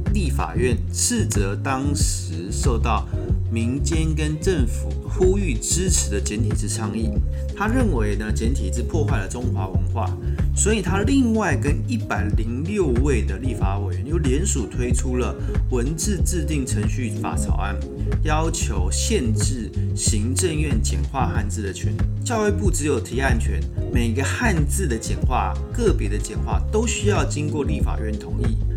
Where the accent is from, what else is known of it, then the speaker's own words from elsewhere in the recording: Taiwan; 我们台湾人呢，其实日常生活中也蛮常地写简体字的